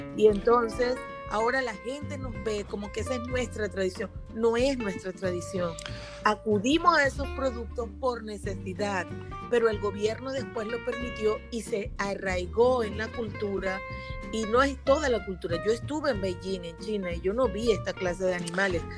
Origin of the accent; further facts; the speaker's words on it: Venezuela; yo soy venezolana